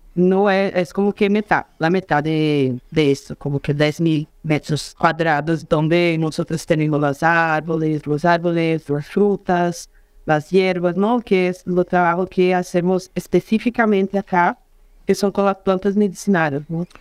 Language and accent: Spanish; Juiz de Fora, Minas Gerais, Brazil; Spanish is a second language; also born or lived in São Paulo / Rio de Janeiro; nací acá en Juiz de Fora